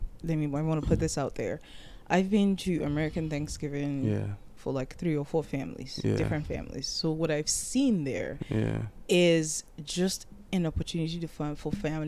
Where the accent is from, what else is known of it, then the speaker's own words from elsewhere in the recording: Nigeria; now in United States; being a Nigerian